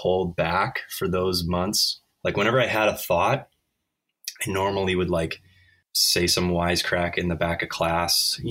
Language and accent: English; Midwest, United States; moved away as an adult; also born or lived in Chicago; now in San Diego, United States; I grew up in the Midwest